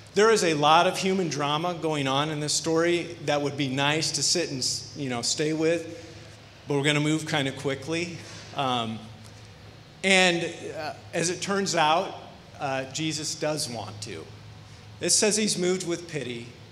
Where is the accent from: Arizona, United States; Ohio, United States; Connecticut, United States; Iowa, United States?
Iowa, United States; moved away as an adult; also born or lived in Long Beach, California / Paramount, California; We're from Iowa